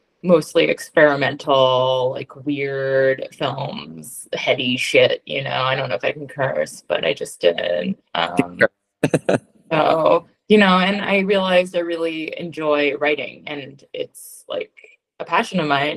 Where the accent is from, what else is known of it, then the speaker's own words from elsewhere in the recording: Philadelphia, Pennsylvania, United States; I'm a Philadelphian Jew